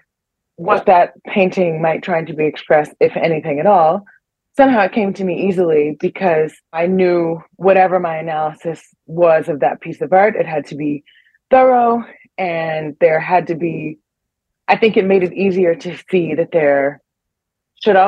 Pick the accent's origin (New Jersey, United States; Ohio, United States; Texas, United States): Ohio, United States; Cleveland; moved away as an adult; also born or lived in New York; now in Bern, Switzerland; I grew up in Cleveland